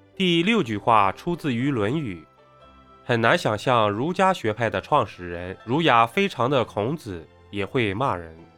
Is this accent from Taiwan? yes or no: no; China; 作为一个中国人